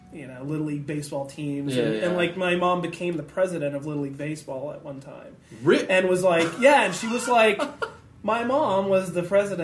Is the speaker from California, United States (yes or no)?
yes; Santa Clarita, California, United States; Northern L.A. County. I grew up in Santa Clarita Valley.